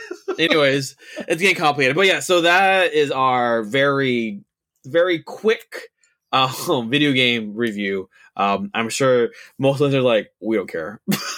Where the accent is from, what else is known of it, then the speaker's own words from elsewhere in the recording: New Orleans, Louisiana, United States; I'm from New Orleans, Louisiana, and I'm a huge fan of your podcast.